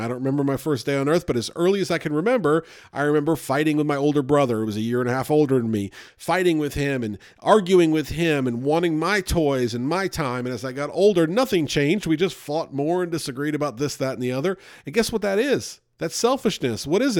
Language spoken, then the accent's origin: English; Louisville, Kentucky, United States; born there; I was born there in Louisville, Kentucky. I have not spent that much time in Kentucky, but I was born there.